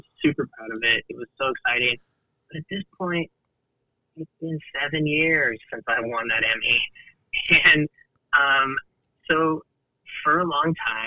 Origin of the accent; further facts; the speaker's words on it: Kingsville, Texas, United States; also born or lived in Bishop, Texas; I grew up super poor in Kingsville, Texas.